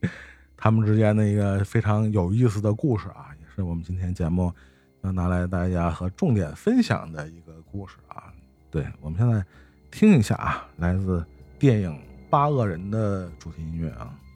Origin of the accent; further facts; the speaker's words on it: China; 用我们中国人的话说叫君子之交淡如水嘛